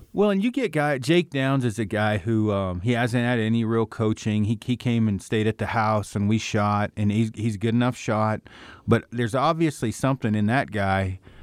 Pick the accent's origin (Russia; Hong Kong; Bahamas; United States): United States; Oregon; moved away; I'm from Oregon.